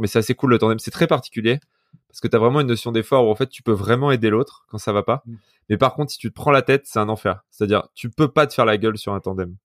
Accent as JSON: {"language": "French", "town": "Vif", "region": "Auvergne-Rhône-Alpes", "country": "France", "tie": "born or raised there", "said": "je suis un mec de vif. donc, à côté, dans la banlieue de Grenoble, j'ai fait, j'étais au lycée en ZEP"}